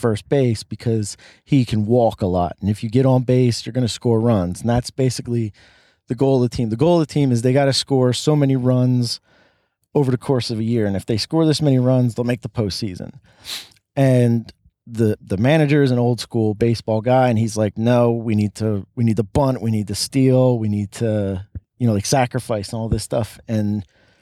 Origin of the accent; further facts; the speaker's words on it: Philadelphia, Pennsylvania, United States; we're from the Philadelphia region.